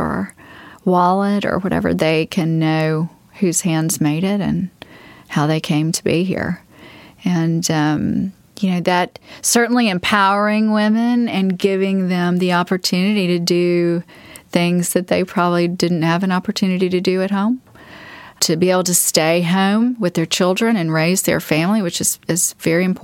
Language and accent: English; the South, United States; growing up in the South, hospitality was always important to me